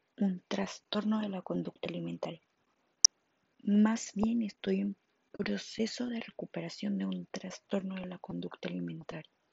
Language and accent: Spanish; Monterrey, Nuevo León, Mexico; soy de Monterrey, Nuevo León